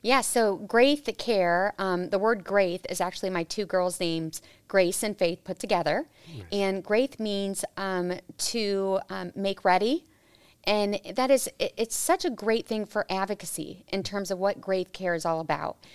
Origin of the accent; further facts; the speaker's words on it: Peoria, Illinois, United States; I was born and raised in Peoria, Illinois